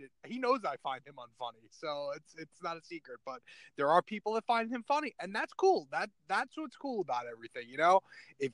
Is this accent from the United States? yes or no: yes; New York City, New York, United States; moved away as an adult; also born or lived in Brooklyn; now in Florida, United States; So, I am originally from New York City. I was born in Brooklyn, raised on Staten Island. I moved out to Florida in 2009